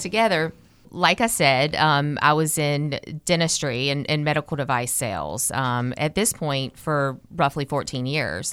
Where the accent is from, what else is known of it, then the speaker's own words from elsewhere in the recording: Kernersville, North Carolina, United States; I, I grew up in Kernersville, North Carolina